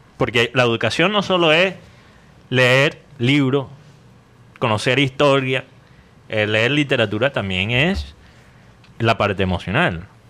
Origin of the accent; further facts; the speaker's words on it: United States; Spanish is a second language; moved away; tengo la lengua poco pegada por ser mm. gringo